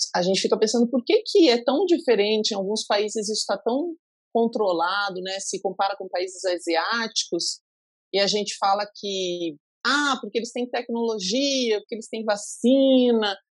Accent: Pato Branco, Paraná, Brazil; Eu sou de Pato Branco

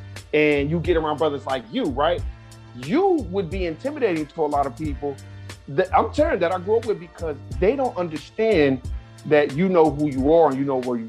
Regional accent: Los Angeles, California, United States; Born and raised Los Angeles, California. That's the mecca of fake it till you make it.

